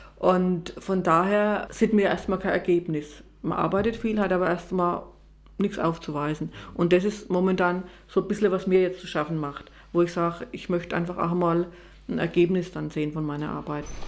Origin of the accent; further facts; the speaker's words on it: Strahlungen, Bavaria, Germany; ich war in meiner Jugend in der Jungen Union hier in Strahlungen und war im Pfarrgemeinderat